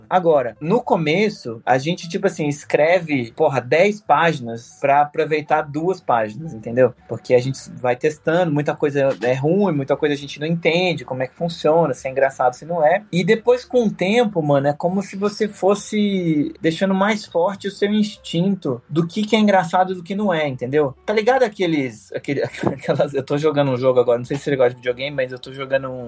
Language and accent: Portuguese; Brasília, Federal District, Brazil; born there; also born or lived in Curitiba; E depois, quando eu mudei para Curitiba, eu, eu, nasci em Brasília